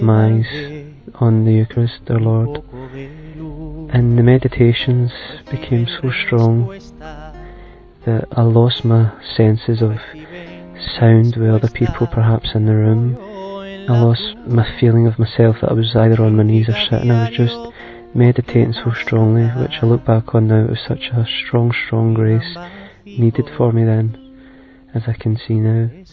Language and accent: English; Scotland, United Kingdom; I'm 24 and I'm from Scotland